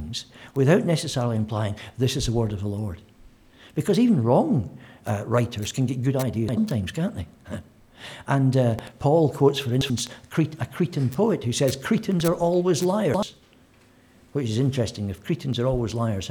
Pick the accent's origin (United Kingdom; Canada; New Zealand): United Kingdom; Scotland; as a Scotsman